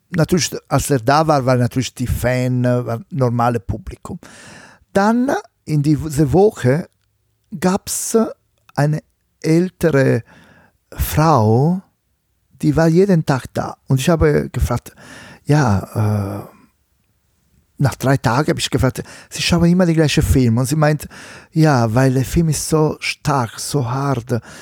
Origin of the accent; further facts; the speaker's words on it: Italy; accent: Italian; German is a second language; now in Germany; mit meinem schlechten italienischen Akzent